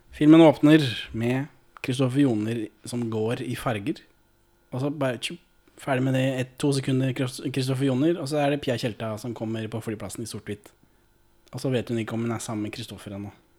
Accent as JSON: {"language": "Norwegian", "town": "Moss", "region": "Østfold", "country": "Norway", "said": "Jeg er jo fra Moss"}